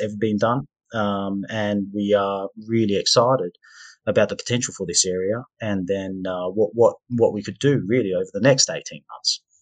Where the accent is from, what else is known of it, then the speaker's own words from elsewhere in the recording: Perth, Western Australia, Australia; moved away as an adult; I grew up in Perth, Western Australia